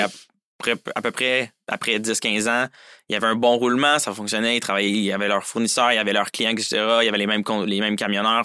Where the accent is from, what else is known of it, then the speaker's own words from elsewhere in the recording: Saint-Jérôme, Quebec, Canada; moved away as an adult; je viens plus précisément de Saint-Jérôme, sur la rive nord de Montréal